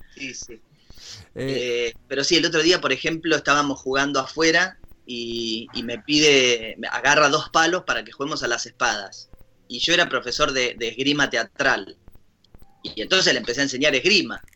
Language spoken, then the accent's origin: Spanish; Ushuaia, Tierra del Fuego, Argentina; nosotros somos la capital de las Malvinas